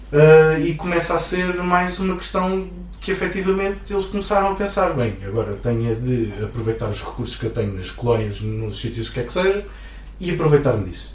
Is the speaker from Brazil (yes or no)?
no; Santarém, Santarém District, Portugal; venho de Santarém